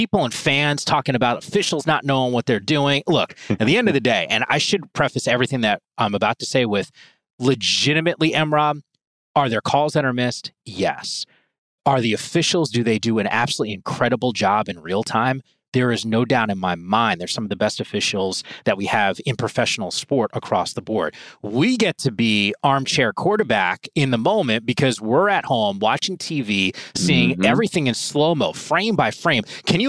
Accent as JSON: {"language": "English", "region": "New Jersey", "country": "United States", "said": "Now I'm from New Jersey, man. I know all about malls."}